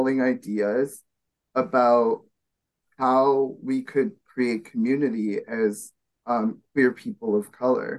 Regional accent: Winnipeg, Manitoba, Canada; moved away; here in Winnipeg, Manitoba, which is my hometown that I'm visiting

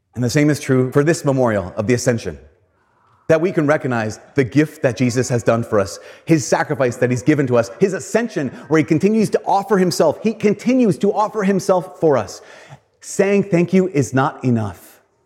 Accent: Brainerd, Minnesota, United States; I grew up in Brainerd

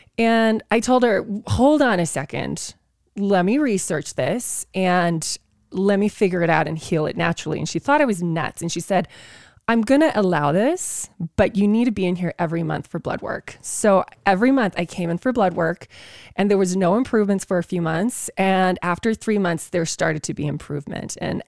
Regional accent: South Africa; moved away; growing up in South Africa

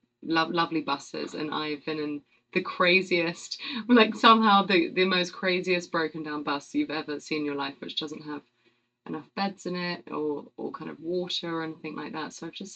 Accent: London, United Kingdom; accent: British; I'm very English. I'm from... I'm from London, and grew up in a place called Chiswick, which is sort of kind of 20 minutes outside of actual London, so sort of suburban enough, but close enough to London

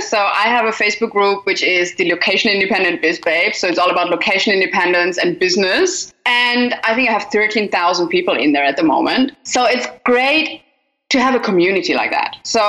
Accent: Germany; now in Australia; because I moved from Germany to Australia, but even in Australia, I was like, I don't want to be sitting in one house all the time for the rest of my life.

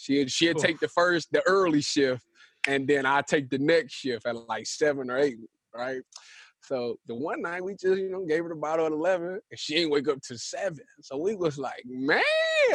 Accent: Cleveland, Ohio, United States; I'm from Cleveland

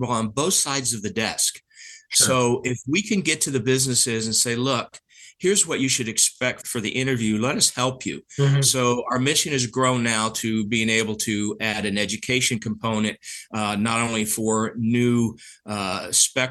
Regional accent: the South, United States; I'm from the South, so my family tree goes straight up

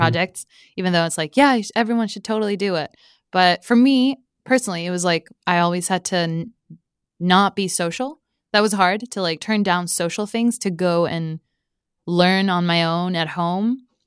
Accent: Stockholm, Stockholm County, Sweden; also born or lived in Mexico; other than living there for three years, I grew up in Stockholm.

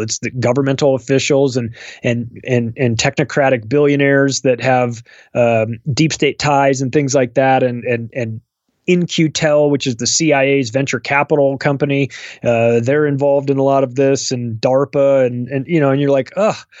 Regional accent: United States; I'm an American

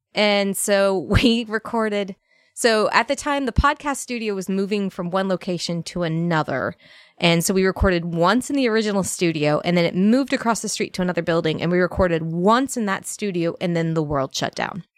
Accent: Northern Virginia, United States; moved away as an adult; also born or lived in Alabama; I grew up in Northern Virginia, a very bougie, uh, Northern Virginia town

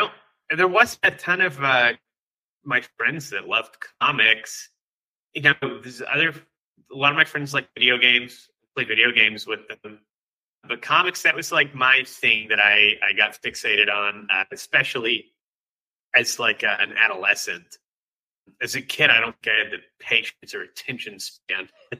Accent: Gainesville, Florida, United States; Yeah, I'm from Gainesville, Florida. Which is a college town in North Central Florida. So there's no beach here, but yeah, where I grew up, big university town, a lot of people come and go.

